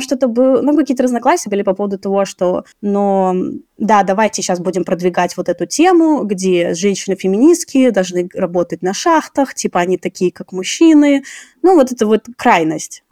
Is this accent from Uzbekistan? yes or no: yes; Tashkent, Uzbekistan; я сама родом с Ташкента